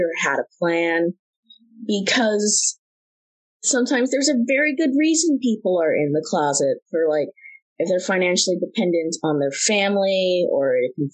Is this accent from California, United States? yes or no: no; Houston, Texas, United States; also born or lived in San Diego; I grew up in Houston, very diverse